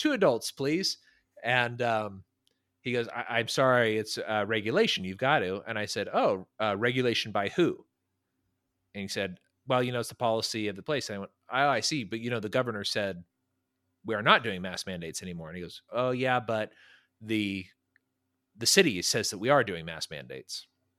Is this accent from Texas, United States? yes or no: no; California, United States; my home state, which I love, is a nightmare to be